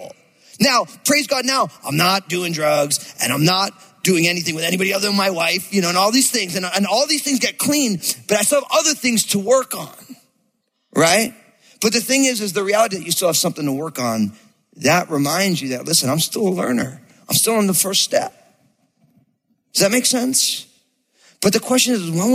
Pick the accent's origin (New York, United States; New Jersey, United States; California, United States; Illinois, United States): New Jersey, United States; I grew up in New Jersey